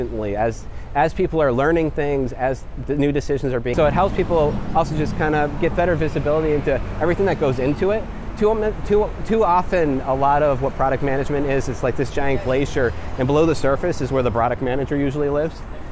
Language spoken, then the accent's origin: English; Western Massachusetts, United States; now in New York City, United States; I was born in Western Massachusetts. If you're familiar with things like Tanglewood and the Berkshires, that's my area